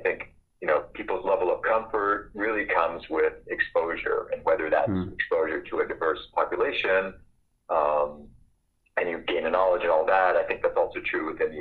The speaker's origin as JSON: {"language": "English", "town": "Fort Kent", "region": "Maine", "country": "United States", "tie": "born or raised there", "also_born_or_lived": "Portland, Maine", "moved": "as an adult", "lives_now": "Bend, United States", "said": "I actually grew up in Fort Kent, Maine, way on the top of the state"}